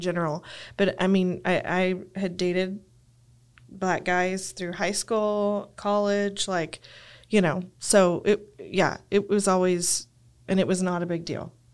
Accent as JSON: {"language": "English", "town": "Lubbock", "region": "Texas", "country": "United States", "tie": "born or raised there", "said": "I grew up in Lubbock"}